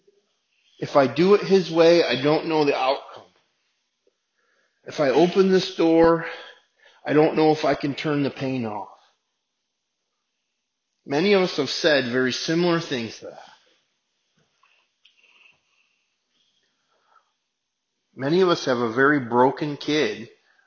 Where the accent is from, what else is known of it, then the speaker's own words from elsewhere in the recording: United States; we're Americans and we're living in this place